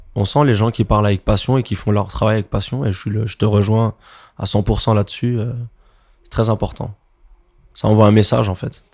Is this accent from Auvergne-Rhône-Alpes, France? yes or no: no; Montreuil, Île-de-France, France; je viens de Montreuil également